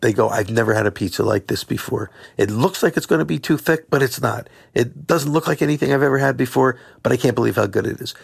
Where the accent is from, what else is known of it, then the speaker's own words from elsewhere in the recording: Philadelphia, Pennsylvania, United States; I'm from Philadelphia